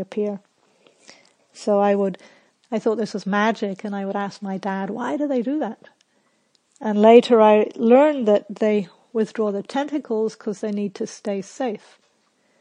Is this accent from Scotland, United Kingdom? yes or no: yes; Scotland, United Kingdom; when I was a little kid growing up in Scotland